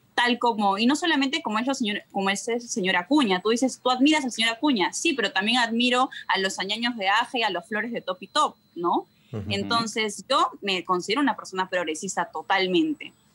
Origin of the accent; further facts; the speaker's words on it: Peru; estoy hablando como sociedad peruana